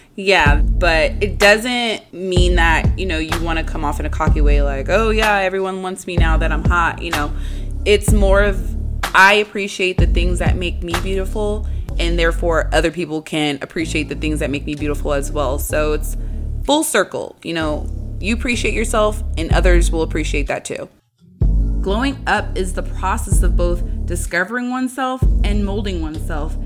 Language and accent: English; San Diego, California, United States; moved away as an adult; now in San Jose, United States; I moved from San Diego, my hometown, to my current home, San Jose